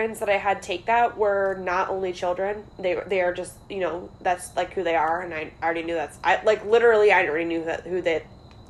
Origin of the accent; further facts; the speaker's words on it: North West England, United Kingdom; accent: Northwest; I'm always like, my Northwest accent's like, balayage.